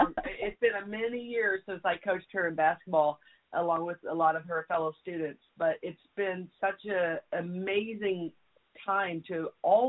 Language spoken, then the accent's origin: English; Jefferson City, Missouri, United States; moved away as an adult; also born or lived in Kansas City / Kansas; now in Texas, United States; I grew up in Jeff City, as you know, and I lived there until my late 20s